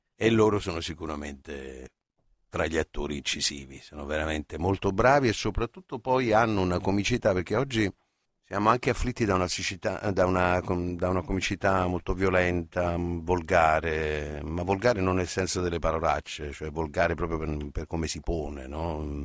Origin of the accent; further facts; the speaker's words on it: Naples, Campania, Italy; io sono napoletano